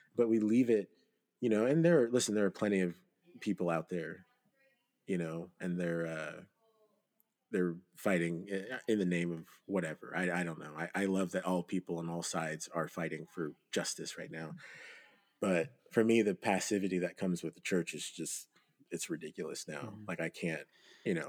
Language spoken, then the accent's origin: English; Nigeria; I'm not a descendant of slaves. And so I, I am Nigerian.